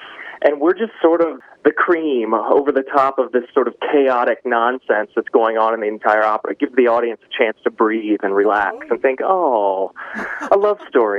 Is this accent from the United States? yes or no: yes; Ohio, United States; I grew up in Ohio